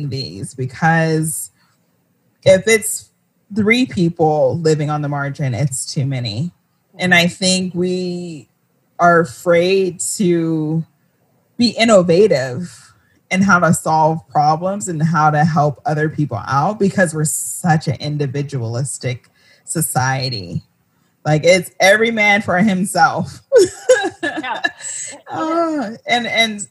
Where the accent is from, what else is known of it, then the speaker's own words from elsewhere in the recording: United States; I grew up in America